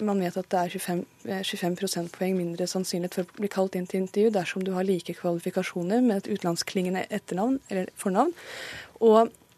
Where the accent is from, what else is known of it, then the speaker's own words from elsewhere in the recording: Pakistan; now in Norway; jeg er født i Pakistan